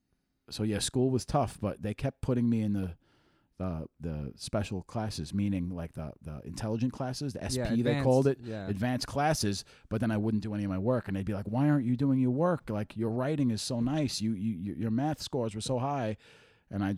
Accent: New York City, New York, United States; I played handball growing up in Queens

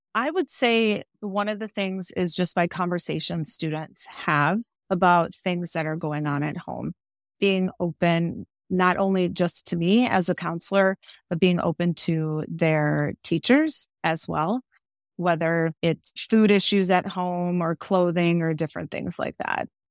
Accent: Cudahy, Wisconsin, United States; moved away as an adult; also born or lived in Winona, Minnesota / Rosebud Reservation, South Dakota; now in Rosebud, South Dakota, United States; I'm originally from Cudahy, Wisconsin, which is a suburb of Milwaukee

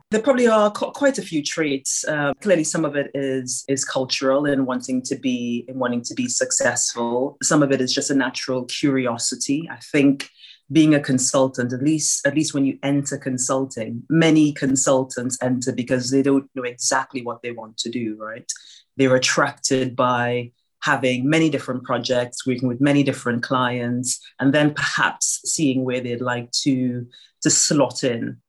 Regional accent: Trinidad & Tobago; now in United Kingdom; I grew up in Trinidad and Tobago and my family, most of my family is still there.

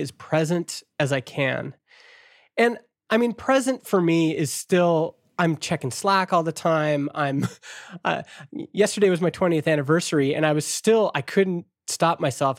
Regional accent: Canada; as a Canadian

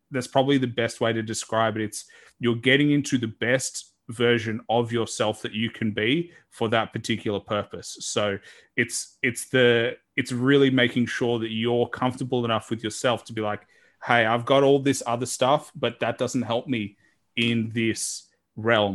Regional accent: Australia; a guy from Australia

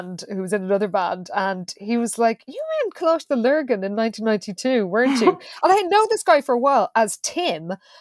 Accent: East Coast of Ireland, Leinster, Ireland; we are all from the East Coast, and that was the Pale

